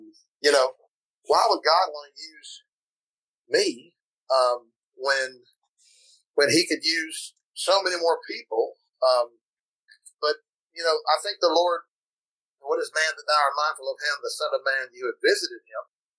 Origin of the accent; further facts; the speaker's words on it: Pensacola, Florida, United States; now in South Carolina, United States; went to my hometown in Pensacola, was there for a little while, went to Cleveland, Tennessee, there for a little bit, went to Kentucky, there for a while, and then North Carolina. And now we've been in South Carolina for 14 years.